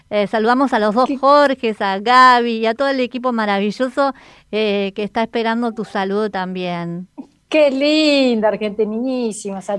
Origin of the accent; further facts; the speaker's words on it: Paso de los Libres, Corrientes, Argentina; also born or lived in France / Resistencia, Chaco; now in Santa Ana de los Guácaras, Argentina; soy oriunda de Paso de los Libres, frontera con Brasil.